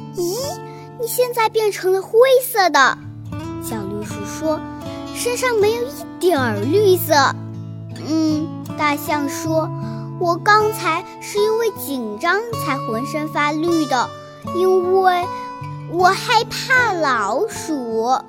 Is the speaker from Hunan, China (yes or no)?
yes; Liuyang, Hunan, China; 今年七岁，我来自湖南省浏阳市人民路小学